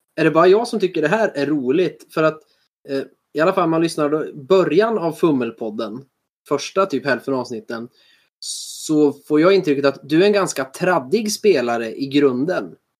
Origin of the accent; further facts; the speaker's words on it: Sweden; oss svenskar